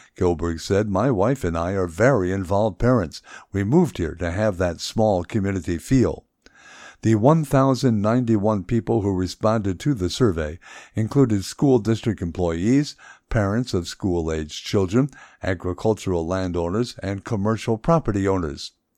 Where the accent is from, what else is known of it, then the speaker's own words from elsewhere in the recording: Cedar Rapids, Iowa, United States; my hometown of Cedar Rapids